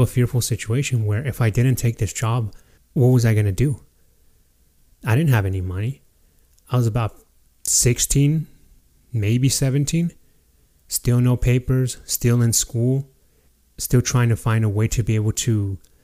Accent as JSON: {"language": "English", "town": "Fernley", "region": "Nevada", "country": "United States", "tie": "born or raised there", "said": "my hometown, the small town of Fernley, Nevada"}